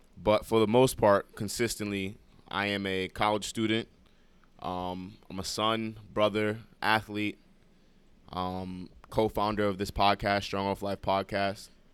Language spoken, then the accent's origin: English; New York City, New York, United States; also born or lived in Brooklyn; Moved to the Bronx when I was, um, around, like, five, six. So, like, majority of, like, majority of my life I've been the Bronx